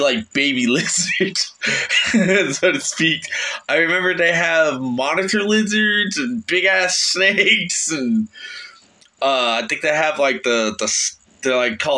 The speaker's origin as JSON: {"language": "English", "region": "Florida", "country": "United States", "moved": "as an adult", "lives_now": "Northeastern United States", "said": "I'm a Floridian"}